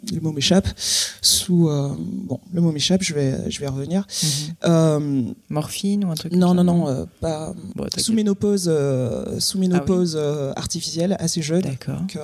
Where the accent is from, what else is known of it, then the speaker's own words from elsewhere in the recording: Guadeloupe; moved away as an adult; je suis partie de la Guadeloupe à 18 ans